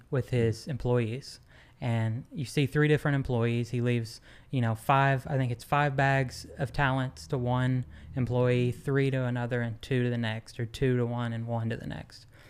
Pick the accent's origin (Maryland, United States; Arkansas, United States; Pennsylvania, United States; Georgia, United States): Arkansas, United States; Van Buren; also born or lived in Dallas, Texas; growing up in Van Buren, Arkansas